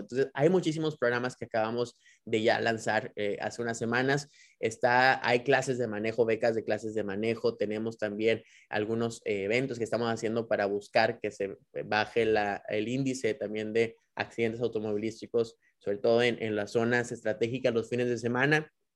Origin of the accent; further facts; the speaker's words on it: Nuevo León, Mexico; como nuevo leoneses y como mexicanos podamos